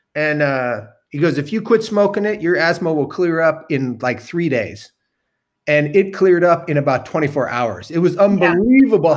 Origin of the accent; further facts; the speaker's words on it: Mendocino, California, United States; I grew up in Mendocino